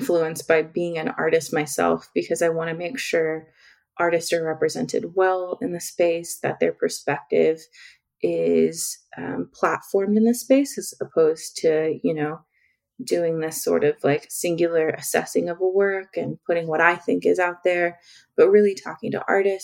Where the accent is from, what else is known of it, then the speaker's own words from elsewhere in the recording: Oklahoma, United States; I come from Oklahoma, all over in many rural city, rural towns all over Oklahoma.